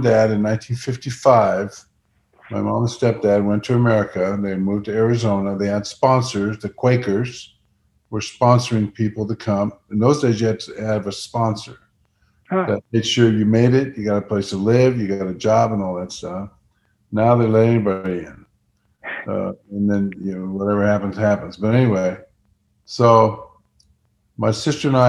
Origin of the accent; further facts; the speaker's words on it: Netherlands; moved away; I was born in the Netherlands, 1950.